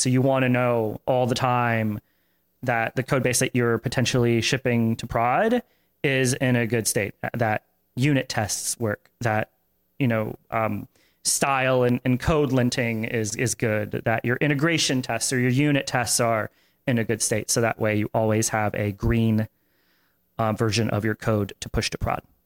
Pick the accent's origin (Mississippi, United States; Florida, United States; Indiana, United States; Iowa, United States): Florida, United States; Tampa; I grew up in Tampa